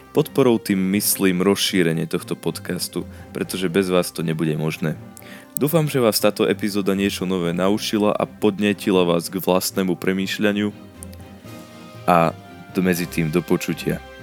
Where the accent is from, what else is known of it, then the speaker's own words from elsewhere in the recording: Slovakia; u nás v Československu